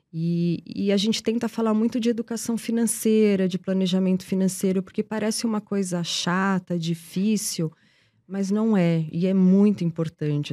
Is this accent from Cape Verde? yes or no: no; Portugal; now in Brazil; sou portuguesa, mas vivo no Brasil há muito, muito tempo